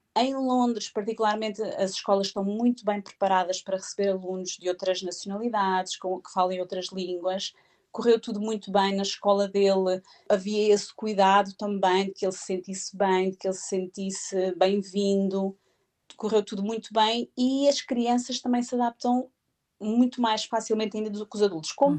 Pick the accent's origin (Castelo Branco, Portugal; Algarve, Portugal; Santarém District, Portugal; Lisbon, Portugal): Castelo Branco, Portugal; Proença Nova; moved away as an adult; also born or lived in Coimbra; now in Bedford, United Kingdom; Eu, eu, estudei em Coimbra, mas eu sou da zona de Proença Nova, de Castelo Branco